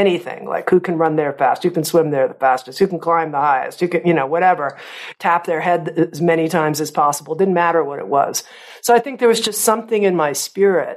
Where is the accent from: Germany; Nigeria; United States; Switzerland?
United States; Coral Gables, Florida; I grew up in Coral Gables, Florida, which is right outside of Miami, South Florida